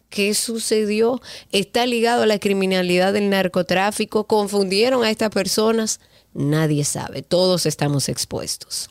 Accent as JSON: {"language": "Spanish", "country": "Dominican Republic", "said": "A nosotros como dominicanos"}